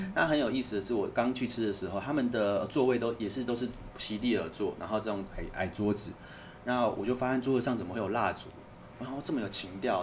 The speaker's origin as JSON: {"language": "Chinese", "country": "Taiwan", "accent": "Taiwanese", "said": "他听我的口音就说：“你是台湾人吧？”我说是"}